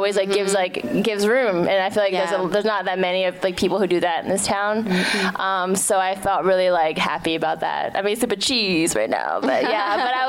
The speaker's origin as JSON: {"language": "English", "town": "Philadelphia", "region": "Pennsylvania", "country": "United States", "tie": "born or raised there", "said": "I'm from the Philadelphia. Correct. Born and raised. Yes."}